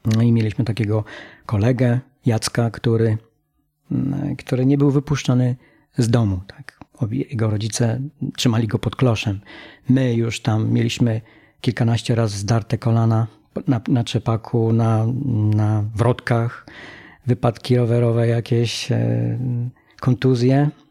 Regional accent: Polkowice, Lower Silesian Voivodeship, Poland; Wychowałem się y, w takim, z takiej społeczności mm, górniczej. Mm, mieszkałem w Polkowicach

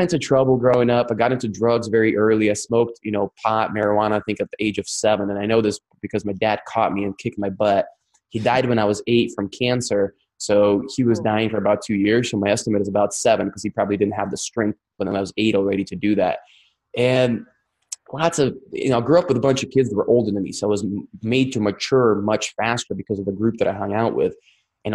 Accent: Crimea, Ukraine; accent: Russian; English is a second language; now in United States; I was raised in Ukraine, which is now Russia. So it was Russia, then it became Ukraine. Now it's Russia again. It's Crimean Peninsula

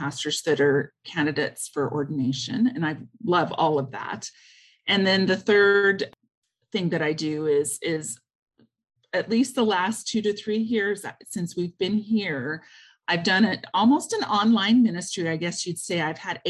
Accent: Kansas, United States; moved away as an adult; now in Alberta, Canada; I grew up in Kansas and went to the seminary is how I met my husband, and he brought me up here.

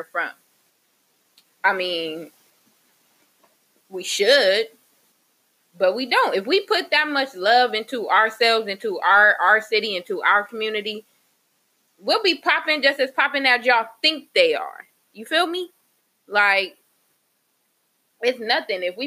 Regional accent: Moreno Valley, California, United States; I'm from Moreno Valley

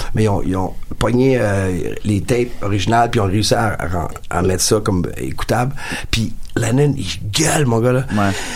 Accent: Beloeil, Quebec, Canada; mon frère et moi, on vient de Belleuil.

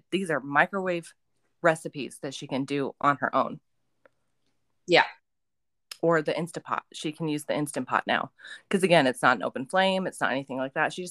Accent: Utah, United States; also born or lived in Texas / California / Nevada; i grew up in Utah and Texas and California and Nevada and these states. I didn't grow up on the on the east side.

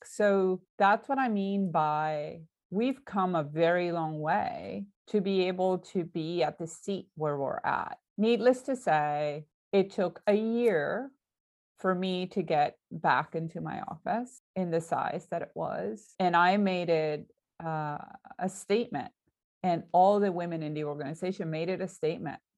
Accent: Puerto Rico; moved away; he's also Puerto Rican, he also grew up like me

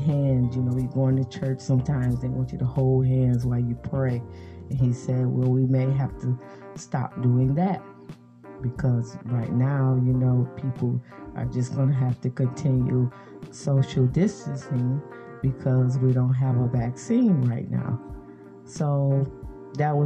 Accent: United States; I am African American myself

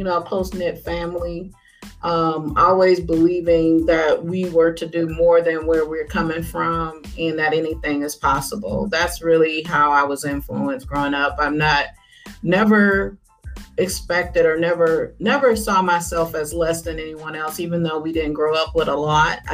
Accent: Harvey, Illinois, United States; I grew up in Harvey, Illinois, and it's a south suburb of Chicago

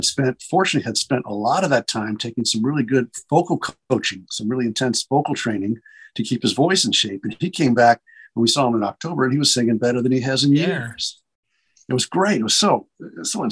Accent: Cincinnati, Ohio, United States; moved away; I'm living back in and around Cincinnati, which is my hometown.

